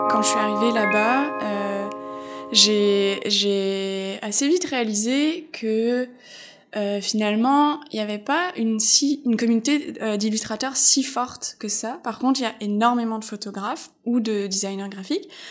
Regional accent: Alsace, Grand Est, France; moved away as an adult; also born or lived in Épinal / Metz; now in Montreal, Canada; je viens d'Alsace

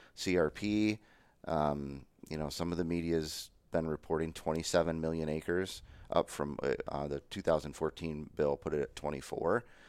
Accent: Finger Lakes, Western New York, United States; moved away as an adult; also born or lived in Mississippi / Ohio; I grew up in Western New York, uh, in the Finger Lakes area. Grew up on a, on a dairy farm

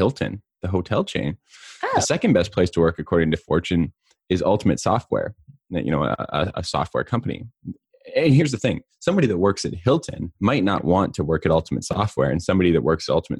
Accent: Southeast Kootenays, British Columbia, Canada; also born or lived in Cranbrook, British Columbia; the Southeast Kootenays where I grew up.

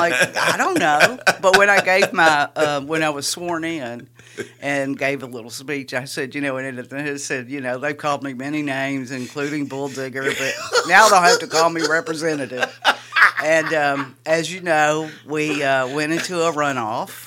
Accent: Richmond, Kentucky, United States; moved away; I'm originally from Kentucky

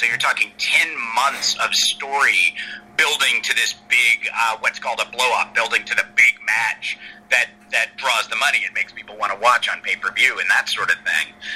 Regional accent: Atlanta, Georgia, United States; I was growing up in Atlanta at the time

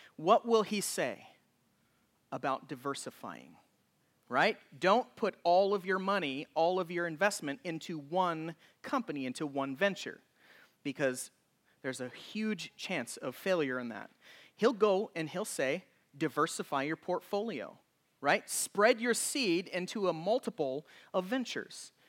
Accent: Oregon, United States; when I was a child growing up in Oregon.

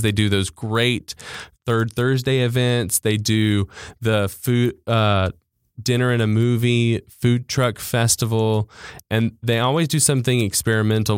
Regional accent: Jackson, Mississippi, United States; I grew up in Bellhaven, born and raised.

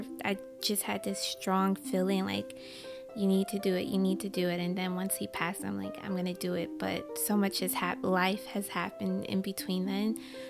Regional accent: Michigan, United States; now in New York, United States; I'm from Michigan, but I live in New York

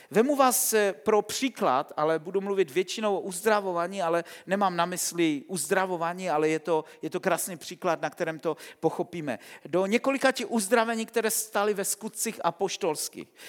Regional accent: Silesia, Czechia; Vyrůstal jsem na Slesku

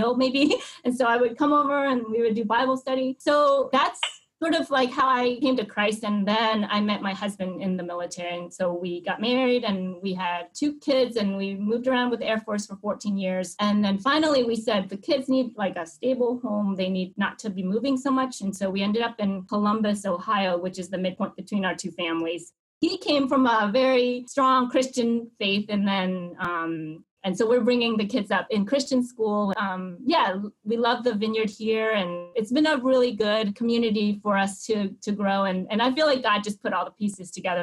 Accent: Hue, Thua Thien Hue, Vietnam; now in United States; I was born in Hue, Vietnam, which is the central part of Vietnam

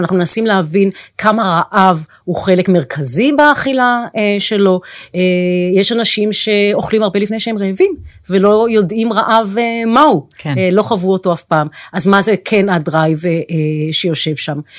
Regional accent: Tel HaShomer, Tel Aviv District, Israel; נולדתי בתל אביב, ביליתי את שנותיי הראשונות בתל השומר

